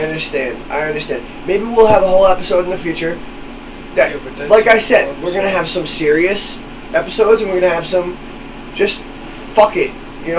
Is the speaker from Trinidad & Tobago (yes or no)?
no; New Hampshire, United States; we are all from New Hampshire, but pronouncing our name as if we are from Mass.